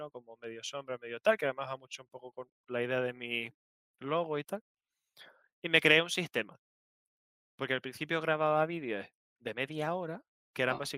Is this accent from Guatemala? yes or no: no; Canary Islands, Spain; Como soy, canario, era zanahoria.